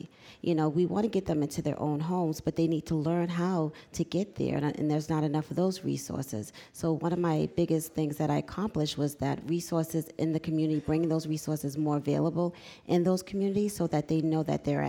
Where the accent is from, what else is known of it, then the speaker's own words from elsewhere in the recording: Boston, Massachusetts, United States; also born or lived in Hyde Park, Boston; I grew up in Mattapan, and, you know, now I'm living in Hyde Park with my 14-year-old, and my mother lives in Rosendale